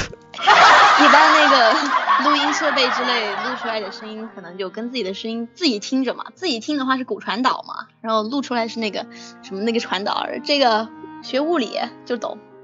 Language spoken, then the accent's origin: Chinese; Yunnan, China; 我是云南的